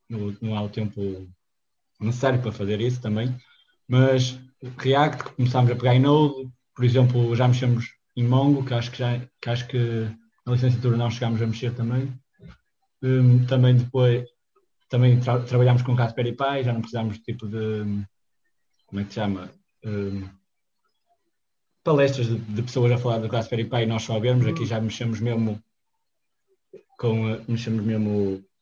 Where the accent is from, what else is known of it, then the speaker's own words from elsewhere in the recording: Viana do Castelo, Portugal; Eu sou de Viana, estou aqui